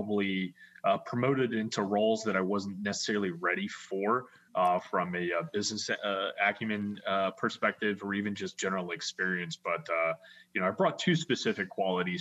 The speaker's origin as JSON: {"language": "English", "region": "Florida", "country": "United States", "tie": "born or raised there", "said": "Growing up in Florida, I went to a particular school"}